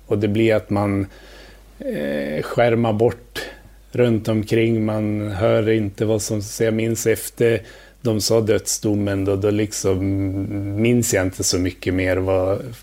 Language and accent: Swedish; Njurunda, Västernorrland County, Sweden; also born or lived in Thailand; now in Stockholm, Sweden; Jag växte upp i Njurunda utanför Sundsvall.